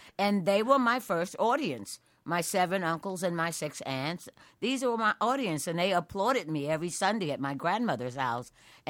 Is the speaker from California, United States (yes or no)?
no; New York City, New York, United States; First of all, I always went to Radio City to watch the ice skating rink, and my father would always take me and my sister to see them put up the tree when they lit it.